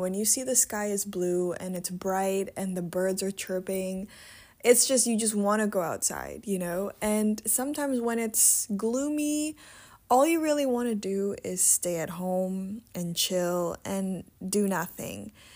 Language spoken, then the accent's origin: English; Indonesia; now in Netherlands; I was born and raised in Indonesia